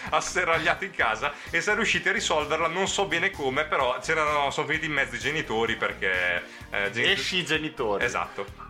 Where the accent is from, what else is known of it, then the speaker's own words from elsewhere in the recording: Naples area, Campania, Italy; dei venditori di sogni partenopei che stavano dalle mie parti